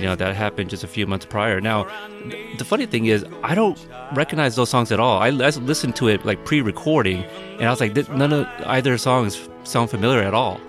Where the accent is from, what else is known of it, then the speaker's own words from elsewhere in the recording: Portland, United States; also born or lived in Texas; I was born in Texas, but I was raised in Portland, so I don't I don't think I have a, a little Southern accent at all